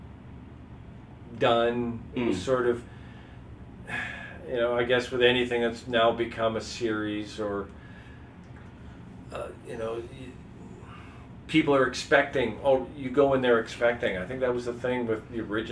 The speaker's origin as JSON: {"language": "English", "town": "Saskatoon", "region": "Saskatchewan", "country": "Canada", "tie": "born or raised there", "said": "I was growing up in Saskatoon"}